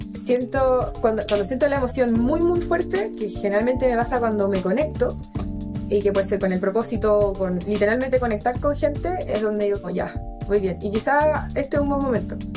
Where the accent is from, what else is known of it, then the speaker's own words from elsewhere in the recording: Chile; soy mujer chilena